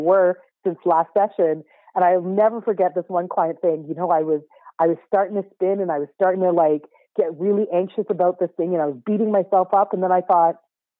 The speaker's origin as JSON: {"language": "English", "country": "Canada", "tie": "born or raised there", "said": "because I was born in Canada, I am a Canadian by birth. I very much identify with my Caribbean heritage, but I was born here."}